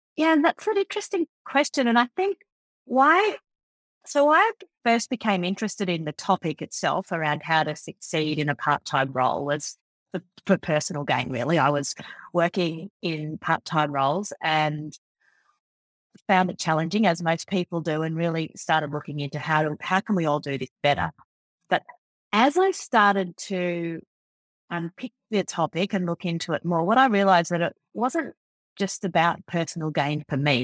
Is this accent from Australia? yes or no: yes; Forbes, New South Wales, Australia; also born or lived in Sydney; I was born in a country town called Forbes out in central West, New South Wales in Australia, and I grew up on a farm out there